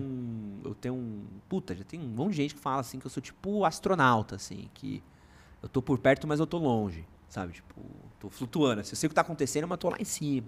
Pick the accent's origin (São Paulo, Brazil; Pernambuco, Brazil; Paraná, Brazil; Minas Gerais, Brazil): São Paulo, Brazil; also born or lived in United Kingdom; eu sou da Moca, que é um bairro, que era um bairro muito pequeno